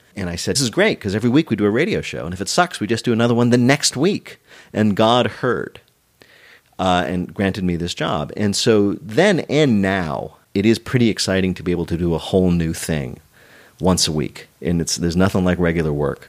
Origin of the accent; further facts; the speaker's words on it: New Jersey, United States; moved away as an adult; also born or lived in New York; I grew up in the New Jersey suburbs